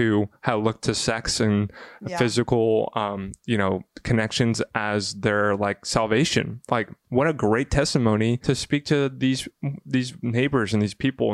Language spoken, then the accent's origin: English; Bible Belt, the South, United States; I grew up in the South in the Bible Belt